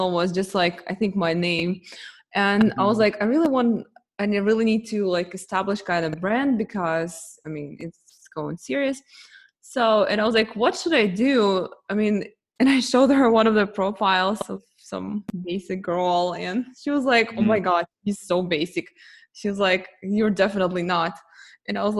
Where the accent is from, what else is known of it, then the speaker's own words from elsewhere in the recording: Ukraine; now in United States; when we came to US, I'm originally from Ukraine. Yeah, I'm Russian, but I was from Ukraine